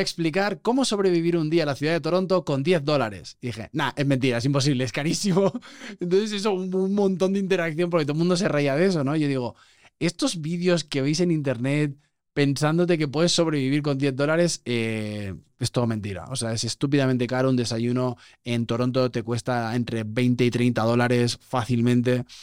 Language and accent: Spanish; Barcelona, Catalonia, Spain; moved away as an adult; now in Mexico; yo además soy de Barcelona